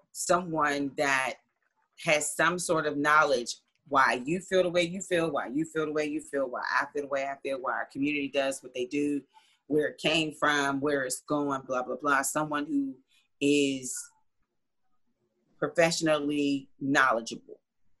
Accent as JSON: {"language": "English", "town": "Pittsburgh", "region": "Pennsylvania", "country": "United States", "tie": "born or raised there", "said": "I was born in Pittsburgh. At McGee Women's Hospital, April 26"}